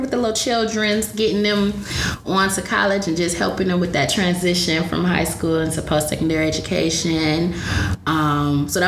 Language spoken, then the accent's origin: English; Detroit, Michigan, United States; I was born and raised on Detroit's West Side.